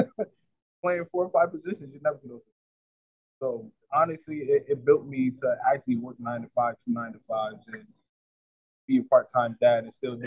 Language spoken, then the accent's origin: English; New Haven, Connecticut, United States; I was born and raised in New Haven. A lot of people from this side, I was born in the hill. So where it was a lot of violence.